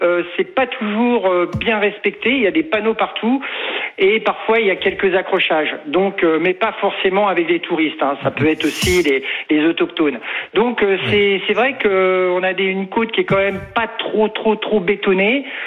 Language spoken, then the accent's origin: French; Paris, Île-de-France, France; moved away as an adult; now in Brittany, France; moi j'ai habité Paris pendant 40 ans, j'y suis né. D'ailleurs, je suis un Breton de Paris